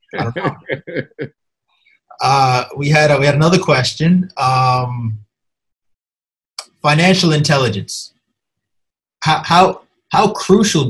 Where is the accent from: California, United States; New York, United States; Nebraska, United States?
New York, United States; Hempstead; I grew up in Hempstead, Long Island